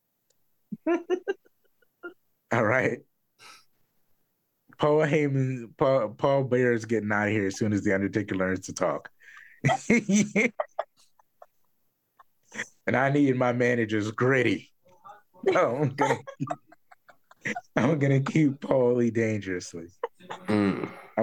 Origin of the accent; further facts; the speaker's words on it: Philadelphia, Pennsylvania, United States; I'm from Philly